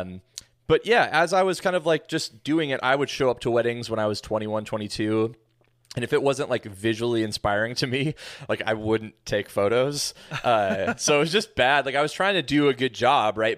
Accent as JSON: {"language": "English", "region": "Pacific Northwest", "country": "United States", "tie": "born or raised there", "also_born_or_lived": "Tacoma, Washington", "said": "Born and raised in the Pacific Northwest, so I've been here all my life"}